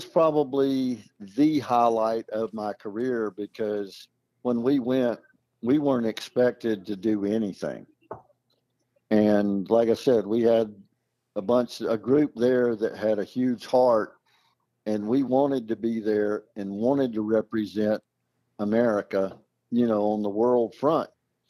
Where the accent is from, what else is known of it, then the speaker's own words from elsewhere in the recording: United States; I mean, living over there, I mean, you know, it's a different world, but, you know, I'm an American.